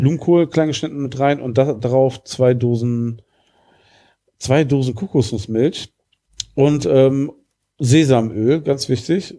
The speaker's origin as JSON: {"language": "German", "area": "about ten minutes' drive from Langenberg, near Wuppertal", "region": "North Rhine-Westphalia", "country": "Germany", "tie": "born or raised there", "said": "das ist wirklich ein Katzensprung von da, wo ich groß geworden bin"}